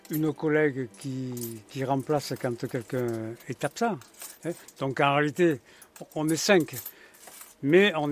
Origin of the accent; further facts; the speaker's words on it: Aubenas, Auvergne-Rhône-Alpes, France; Alors je suis d'Aubenas, je suis né à Aubenas, je n'ai quitté Aubenas que pour